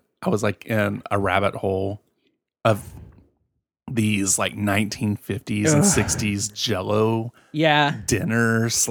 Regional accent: Chicago, Illinois, United States; That sounds so much better than I'm from Chicago.

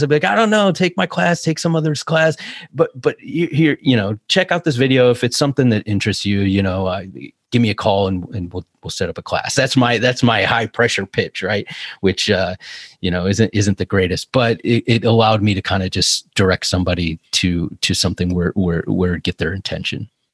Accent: Cleveland, Ohio, United States; moved away as an adult; also born or lived in California; I'm from Cleveland

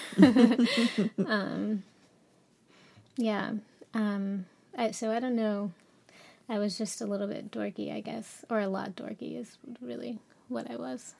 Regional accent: Cincinnati, Ohio, United States; I grew up in Cincinnati, uh, Cincinnati, Ohio, um, in a, uh, suburban neighborhood.

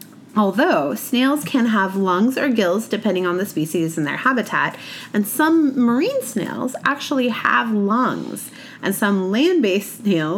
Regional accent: western Oregon, United States; I grew up in Oregon, on the west side of Oregon

